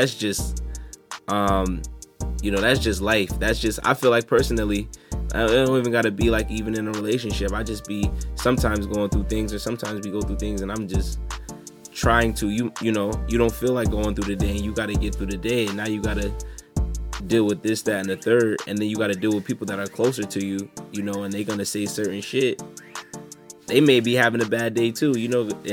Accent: Hamden, Connecticut, United States; I was born in Hamden

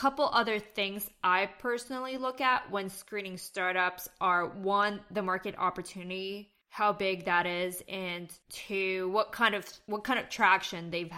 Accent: Canada; I'm Canadian

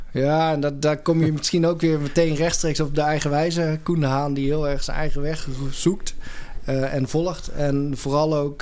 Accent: Doetinchem, Gelderland, Netherlands; moved away as an adult; now in Eindhoven, Netherlands; ik kom oorspronkelijk uit de Achterhoek, uit Doetinchem. Ah. heb 18, 19, nee, 19 jaar gewoond.

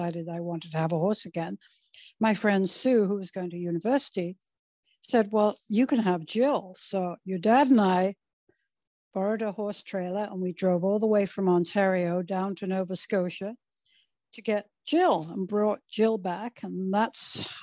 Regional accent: United Kingdom; moved away; I was brought up in the United Kingdom

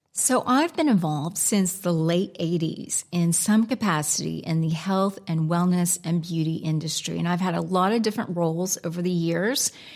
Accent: United States; accent: American; moved away as an adult; also born or lived in Alaska; now in England, United Kingdom; my American accent

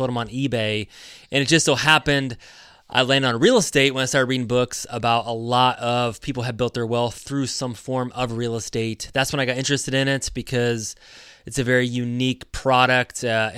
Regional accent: Indiana, United States; So I grew up in Indiana. I was a basketball player, so I wanted to be an athlete, to be a basketball player.

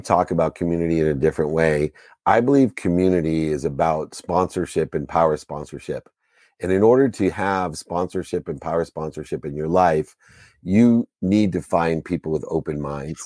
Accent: Akron, Ohio, United States; I was born in Akron, Ohio

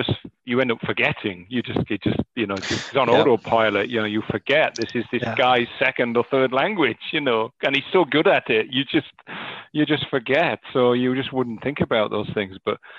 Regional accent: North East England, United Kingdom; accent: Northern; moved away; I've been away from my native Northeast for 20 years, you know, my accent, my Northern accent comes and goes

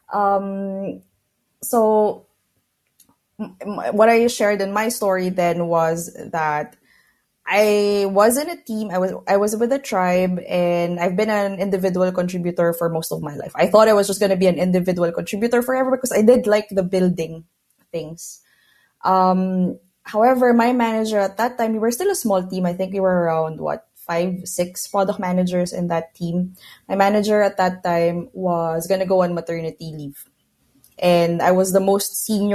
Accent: Philippines; moved away as an adult; now in Barcelona, Spain; I'm originally from Philippines, but now I'm based in Barcelona. I moved here about 8 years ago.

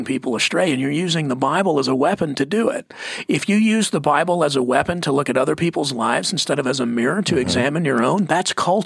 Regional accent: United States; I'm American

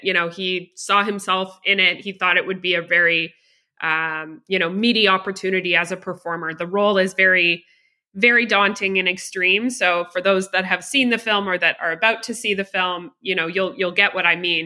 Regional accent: Canada; also born or lived in Toronto, Ontario; I am a Canadian producer based roughly in Toronto, just on the outside of Toronto, Canada.

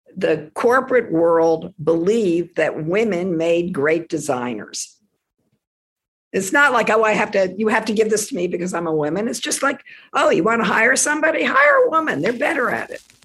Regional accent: Washington, District of Columbia, United States; also born or lived in Silver Spring, Maryland; Where we grew up in Washington, D.C., everybody was a government worker

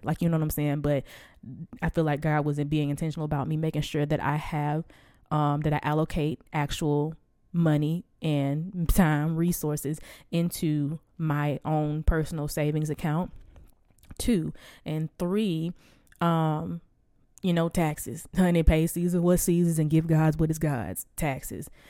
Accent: the Bible Belt, United States; I was born and raised in the Bible Belt.

